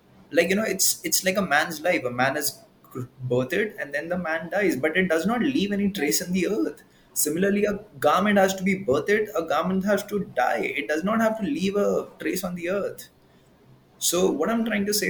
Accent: India; I'm an Indian

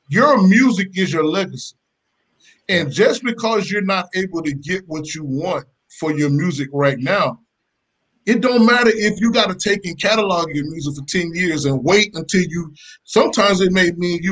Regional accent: Macon, Georgia, United States; I grew up in Macon, Georgia

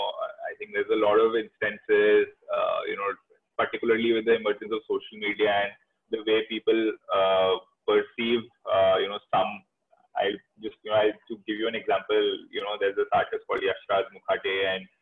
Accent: Delhi, India; I'm from Delhi

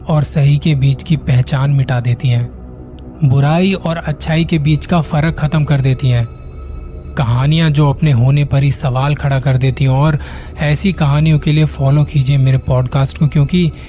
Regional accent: Ghaziabad, Uttar Pradesh, India; मैं गाजियाबाद का रहने वाला हूँ अभी साल भर पहले पापा की रिटायरमेंट के बाद हमें अपना घर शिफ्ट करना पड़ा

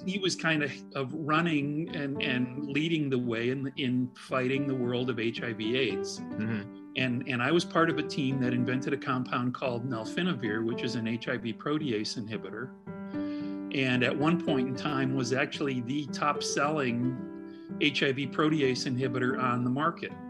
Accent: Midwest, United States; also born or lived in Indianapolis; being a Midwesterner, it was really great for me to be able to relocate to Indianapolis mm-hmm. um, and and be near family in Chicago

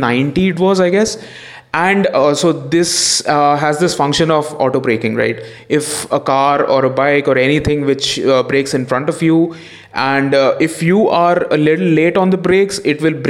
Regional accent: India; as a driver, as an Indian driver

